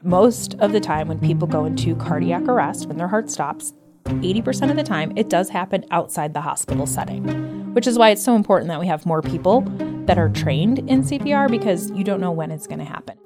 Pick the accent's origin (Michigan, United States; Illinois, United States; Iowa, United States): Illinois, United States; Evergreen Park; moved away as an adult; now in Arizona, United States; I'm actually from Evergreen Park.